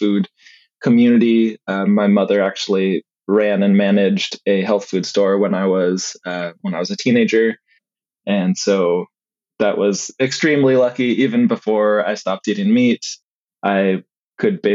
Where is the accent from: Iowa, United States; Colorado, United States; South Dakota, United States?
Colorado, United States; also born or lived in Missouri / Oregon; now in Eugene, United States; I grew up in Colorado and I've been in Oregon for on and off the last 25 years or so